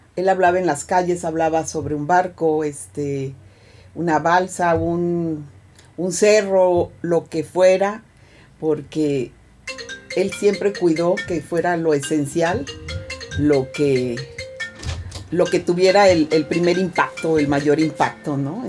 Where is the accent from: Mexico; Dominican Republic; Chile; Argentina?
Mexico; Veracruz; Veracruz, que es mi pueblo